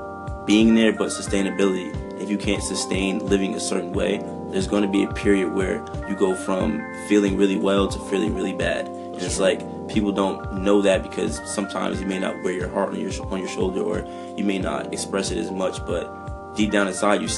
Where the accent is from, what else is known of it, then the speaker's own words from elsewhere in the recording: Maplewood, New Jersey, United States; growing up in the Maplewood, South Orange area